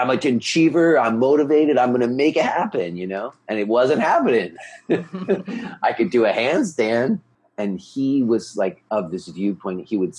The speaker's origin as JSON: {"language": "English", "region": "New York", "country": "United States", "said": "he knew I was from New York and he knew in New York we ate pizza."}